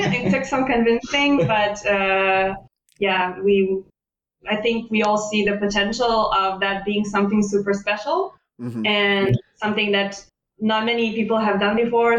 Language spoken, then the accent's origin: English; Israel; now in Leipzig, Germany; I come from Israel